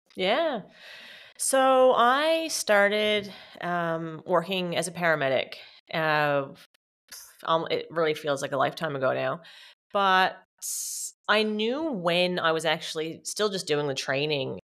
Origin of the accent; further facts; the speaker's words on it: Canada; moved away as an adult; also born or lived in Newfoundland, Canada; now in Australia; I'm Canadian, so I was living in Newfoundland, Canada, and came back home